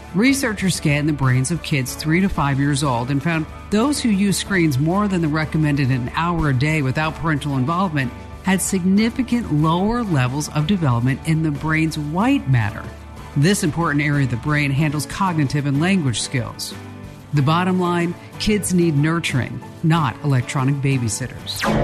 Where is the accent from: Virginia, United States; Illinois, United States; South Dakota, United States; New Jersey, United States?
New Jersey, United States; Watchung; I'm from Watchung, New Jersey